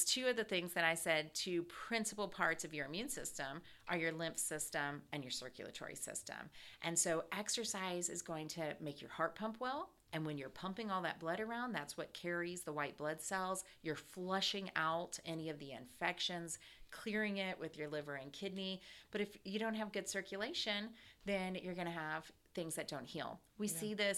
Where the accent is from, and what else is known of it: Ohio, United States; now in Atlanta, United States